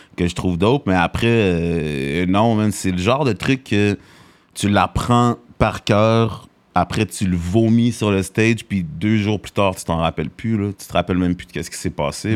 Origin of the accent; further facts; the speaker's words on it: Montreal, Quebec, Canada; also born or lived in Greenfield Park, Quebec; je suis né dans Hochelaga, Maisonneuve